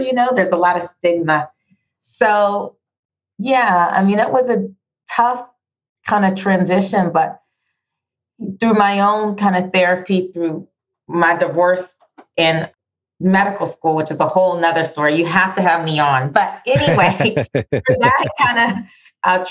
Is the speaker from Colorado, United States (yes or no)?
no; Pittsburgh, Pennsylvania, United States; moved away; I lived in this country all of my life, born and raised in Pittsburgh